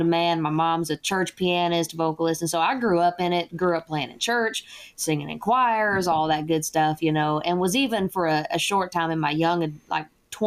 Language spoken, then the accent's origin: English; Whitewright, Texas, United States; moved away as an adult; also born or lived in Oklahoma / Manhattan, New York / Southeast Georgia / Southeast Asia; I went to middle school in White Wright, Texas. So go Tigers. And that was where my childhood was kind of centrally located.